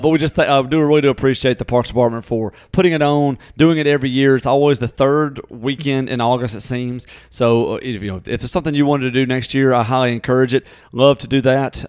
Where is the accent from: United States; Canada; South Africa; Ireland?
United States; Natchez, Mississippi; born or raised there